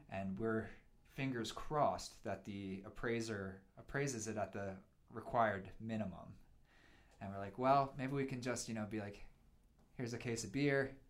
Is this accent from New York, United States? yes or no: no; Pennsylvania, United States; now in Missoula, United States; I grew up in Pennsylvania, and I grew up in a subdivision